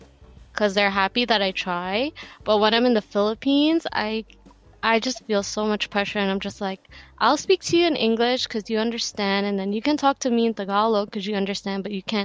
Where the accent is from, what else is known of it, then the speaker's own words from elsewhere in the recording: New York City, New York, United States; accent: American; I'm born and raised in Brooklyn, New York. Still living here.